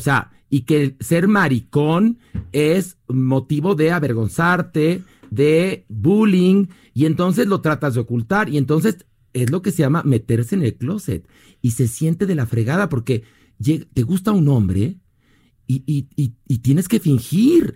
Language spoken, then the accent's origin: Spanish; Mexico; todos somos mexicanos